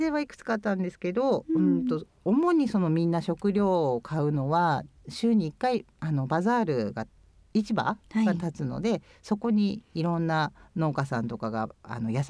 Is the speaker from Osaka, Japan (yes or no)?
no; Chiba, Japan; also born or lived in Nagano Prefecture; 私出身は千葉県なんですけども母が長野県の,、はい、あの人で小さい頃よく長野の山の方の村に預けられてた